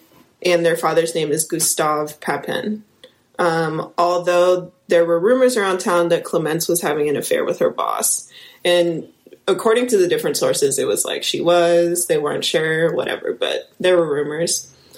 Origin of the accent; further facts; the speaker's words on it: Midwest, United States; accent: Midwestern; I'm gonna say it in my Midwestern accent